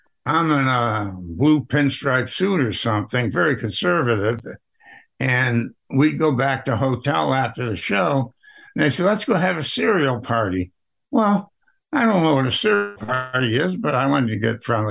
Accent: Rochester, New York, United States; I was from Rochester

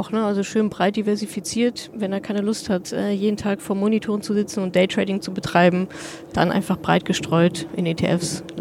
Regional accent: North Rhine-Westphalia, Germany; also meine Eltern wohnen da, ich komme da aus der Ecke, meine Eltern, meine Familie wohnen da, alte Freunde, Bekannte

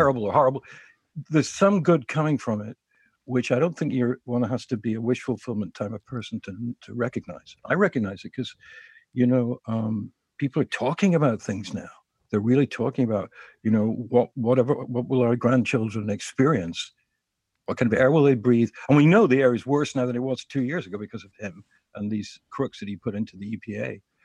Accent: New York City, New York, United States; I'm a New Yorker

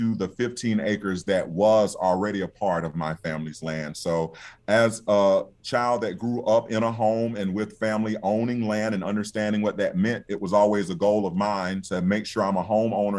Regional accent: Albany, Georgia, United States; also born or lived in New York / Washington, D.C.; here in my hometown of Albany

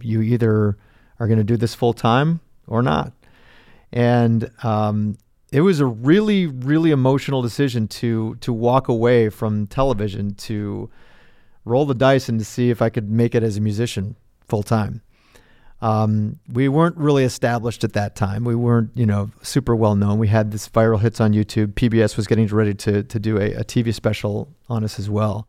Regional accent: Wilmette, Illinois, United States; also born or lived in Indianapolis, Indiana; I lived in Indianapolis uh, until I was six, but then we moved to Wilmette. So I consider Wilmette my hometown where I grew up.

